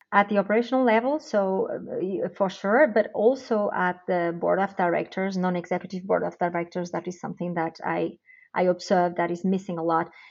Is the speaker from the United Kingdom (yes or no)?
no; Portugal; moved away as an adult; now in Switzerland; originally I am from Portugal, where I actually did my studies